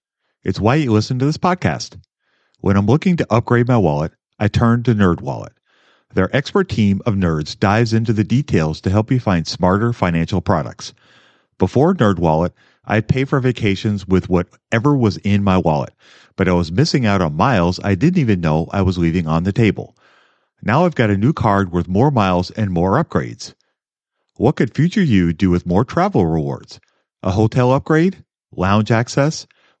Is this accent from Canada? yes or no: yes; Canada; I am Canadian in early 60s, have my DB pension, my own RRSP, which max out every year